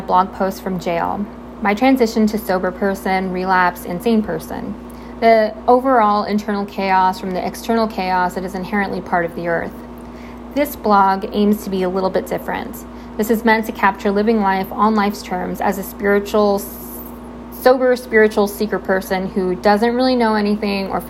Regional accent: Southern California, United States; I'm born and raised in Southern California, currently living in sunny San Diego

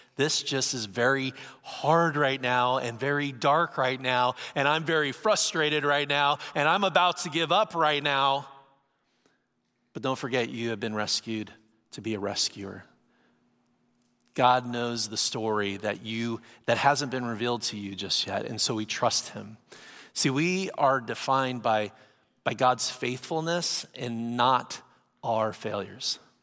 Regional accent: San Diego, California, United States; I'm from San Diego, California. I live, live by the beach

